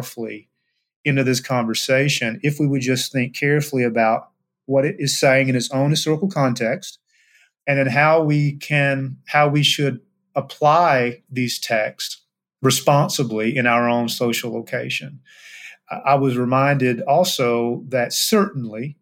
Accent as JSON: {"language": "English", "region": "Eastern Kentucky", "country": "United States", "tie": "born or raised there", "said": "an African-American who grew up in Eastern Kentucky"}